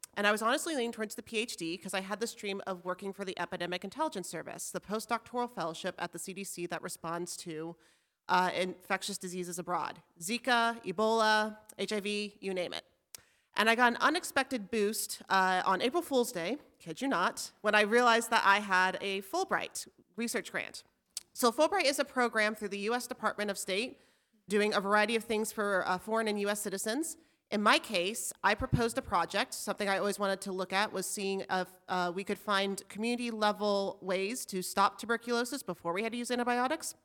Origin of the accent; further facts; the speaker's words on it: Albuquerque, New Mexico, United States; moved away as an adult; now in Alaska, United States; I grew up in Albuquerque